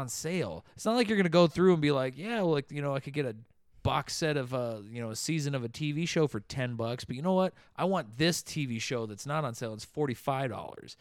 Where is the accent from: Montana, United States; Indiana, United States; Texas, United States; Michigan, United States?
Michigan, United States; moved away; I grew up in Michigan